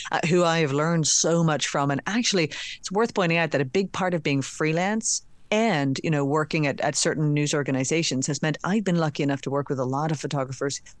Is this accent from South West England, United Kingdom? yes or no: no; Northern Ireland, United Kingdom; accent: Northern Ireland; so now it takes quite an expert ear to pick out Northern Ireland.